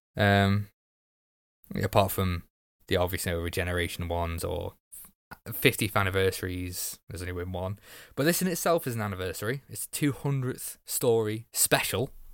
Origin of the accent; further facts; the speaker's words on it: Wales, United Kingdom; I'm Welsh too.